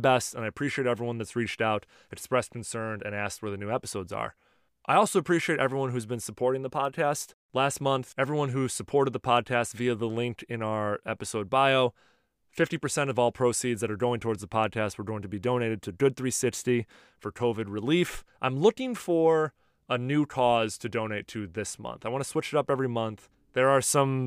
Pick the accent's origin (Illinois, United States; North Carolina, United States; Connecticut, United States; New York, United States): Illinois, United States; Chicago; moved away; dialing in from my hometown of Chicago, Illinois.